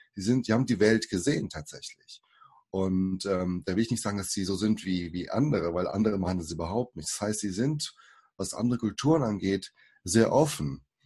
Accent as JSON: {"language": "German", "country": "Germany", "tie": "born or raised there", "also_born_or_lived": "Suzano, São Paulo, Brazil", "first_language": "Portuguese", "second_language": "German", "said": "ich äh, bin geboren in Brasilien 1980, bin fünf Jahren hergekommen und bin dann hier aufgewachsen in Deutschland"}